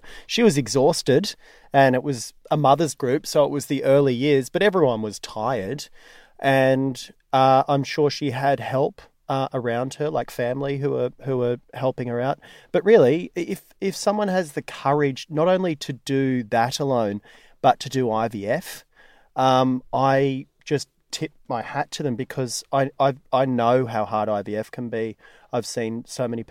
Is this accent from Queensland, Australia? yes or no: yes; Gold Coast, Queensland, Australia; I grew up on the Gold Coast